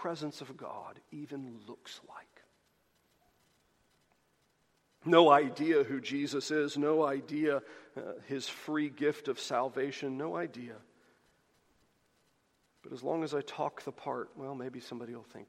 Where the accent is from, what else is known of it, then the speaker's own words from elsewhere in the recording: the South, United States; This is the kind of Christianity that as a Southerner, I am so incredibly well-versed